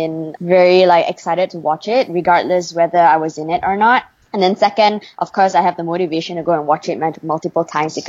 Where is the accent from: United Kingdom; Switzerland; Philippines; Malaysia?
Malaysia; I was born and raised in Malaysia